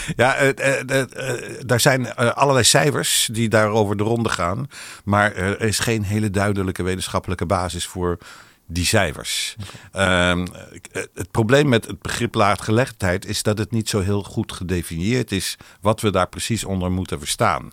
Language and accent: Dutch; Netherlands; first language Hebrew; Dutch is a second language; toen ze weer in Nederland terugkwamen eh, na de oorlog, toen eh, ben ik dus opgegroeid met uh, Ivriet als eerste taal